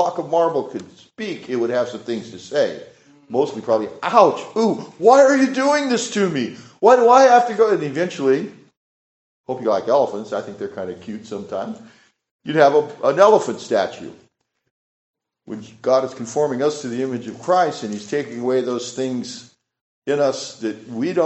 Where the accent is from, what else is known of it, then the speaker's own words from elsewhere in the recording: California, United States; moved away; I'm from California